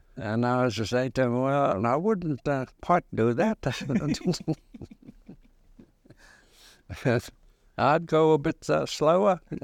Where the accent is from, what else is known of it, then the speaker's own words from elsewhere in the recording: Ngāti Manawa, Bay of Plenty, New Zealand; moved away; also born or lived in Canada; I grew up in the Ngāti Manawa.